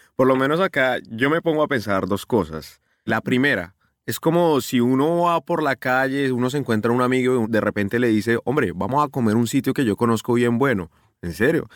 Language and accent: Spanish; Colombia; moved away; yo como colombiano, que estoy muy lejos de mi casa